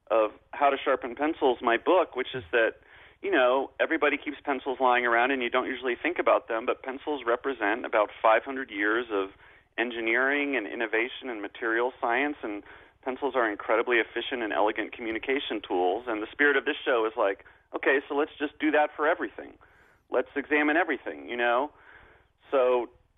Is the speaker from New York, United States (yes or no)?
yes; New York, United States; as a New Yorker